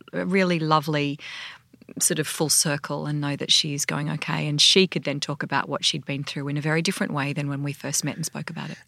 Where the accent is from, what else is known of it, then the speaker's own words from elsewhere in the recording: Sydney, New South Wales, Australia; I grew up in Sydney